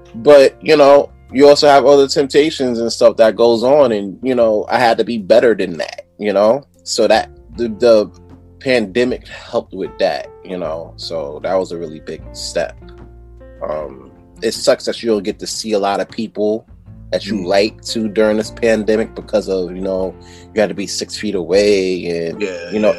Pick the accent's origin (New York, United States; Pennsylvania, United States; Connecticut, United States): New York, United States; New York City; moved away as an adult; now in Poughkeepsie, United States; originally I'm from Brooklyn